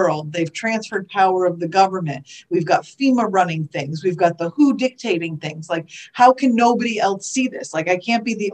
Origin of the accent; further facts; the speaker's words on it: Connecticut, United States; moved away as an adult; also born or lived in Boston area / Southern California; now in Florida, United States; I was born and raised in Connecticut